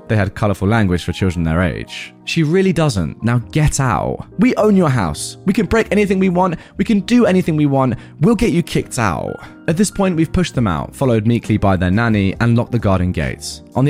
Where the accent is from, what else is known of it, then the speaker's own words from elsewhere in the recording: Dubai, United Arab Emirates; For context, my childhood was spent growing up in Dubai in a villa compound, which is basically like a mini gated community of 16 odd villa homes